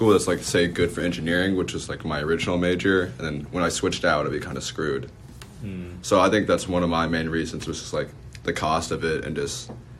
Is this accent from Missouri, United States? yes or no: yes; Kansas City, Missouri, United States; I'm from the KC area. I'm currently a sophomore and I'm studying business.